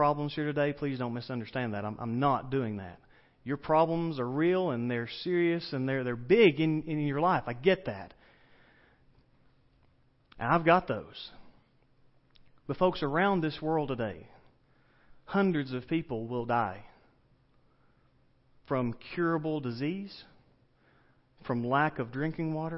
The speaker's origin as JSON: {"language": "English", "region": "the South", "country": "United States", "accent": "southern", "said": "my southern accent"}